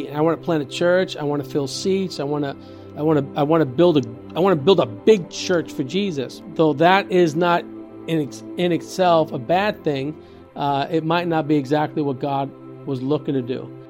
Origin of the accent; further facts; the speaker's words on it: Yauco, Puerto Rico; I'm from Puerto Rico, a uh, town called Yauco, Puerto Rico